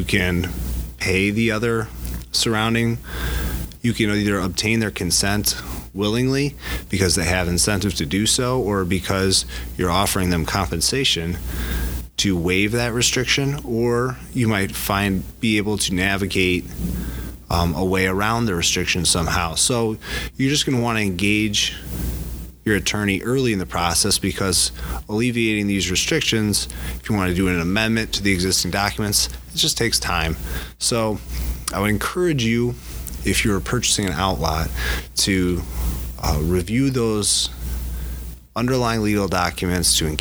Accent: DeKalb, Illinois, United States; I grew up with Rob in DeKalb, Illinois

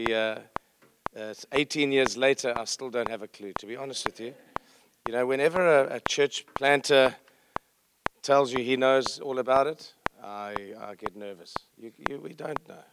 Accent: Johannesburg, Gauteng, South Africa; I'm from South Africa

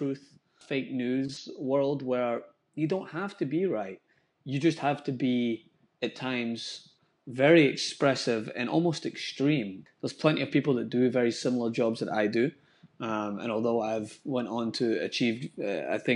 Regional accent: Scotland, United Kingdom; now in United States; I grew up in Scotland where race wasn't really a conversation

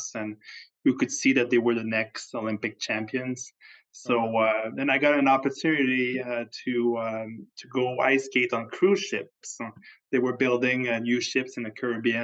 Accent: Quebec City, Quebec, Canada; moved away as an adult; also born or lived in Montreal, Canada; now in Phoenix, United States; I originally from Quebec City, Canada, went to school in Montreal

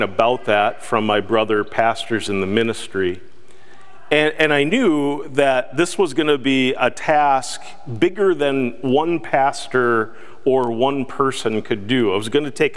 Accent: Milton, Wisconsin, United States; growing up in Milton, Wisconsin, and growing up in the area.

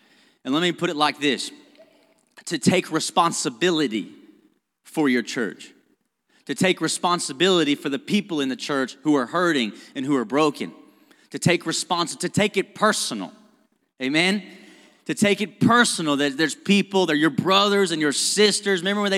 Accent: Owensboro, Kentucky, United States; I grew up in Owensboro, and I grew up with just like this mentality of like, man, Owensboro sucks.

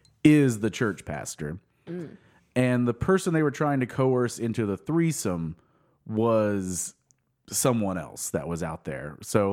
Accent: Sapulpa, Oklahoma, United States; I'm from Sepulpa, Oklahoma.

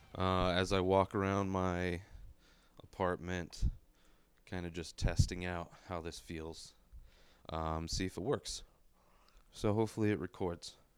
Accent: San Diego, California, United States; moved away as an adult; also born or lived in La Quinta; now in Denver, United States; I'm from San Diego

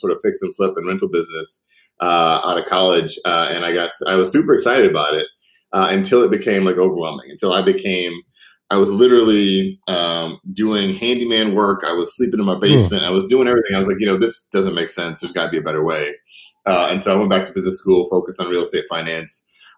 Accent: Chicago, Illinois, United States; I grew up on the South Side of Chicago.

